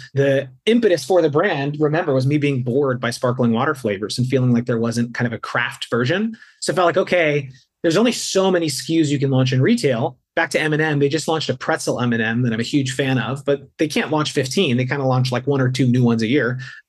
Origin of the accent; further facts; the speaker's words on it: East Coast, United States; I grew up on the East Coast. So whenever we'd visit my cousins and grandparents out here on the West Coast